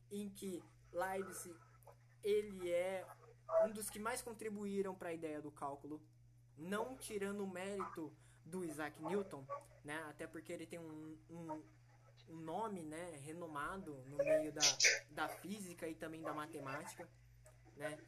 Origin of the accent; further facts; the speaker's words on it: São Paulo, Brazil; now in Panorama, Brazil; sou da cidade de Panorama, né? Mas eu nasci em São Paulo.